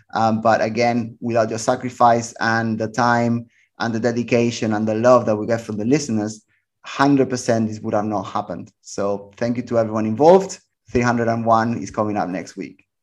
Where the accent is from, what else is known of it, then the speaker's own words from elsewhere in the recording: Barcelona, Catalonia, Spain; moved away as an adult; I was born in Barcelona. and it is my city, even though that I've been away from it for like nineteen, twenty years now